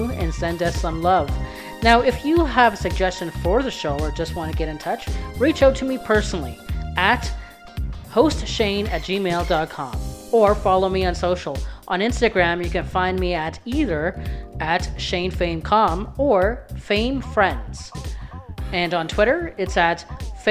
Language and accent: English; London, Ontario, Canada; I'm from London, Ontario